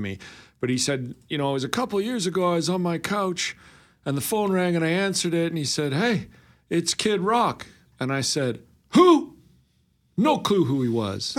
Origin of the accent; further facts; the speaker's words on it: Alberta, Canada; I'm from Alberta.